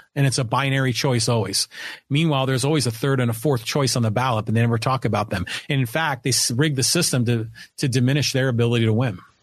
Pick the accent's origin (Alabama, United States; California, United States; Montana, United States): California, United States; Poway; my hometown, my community of Poway, California